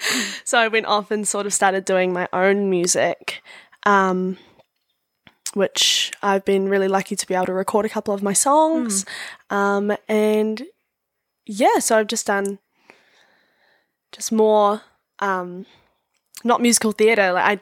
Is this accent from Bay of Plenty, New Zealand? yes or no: no; Raglan, Waikato, New Zealand; now in Hamilton, New Zealand; I've got 4 or 5 other flatmates that we're all from Raglan, and we all moved for, like, study, and I just decided to have a gap year.